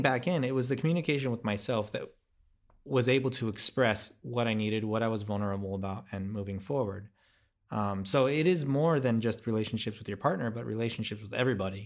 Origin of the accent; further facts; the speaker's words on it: United States; I'm American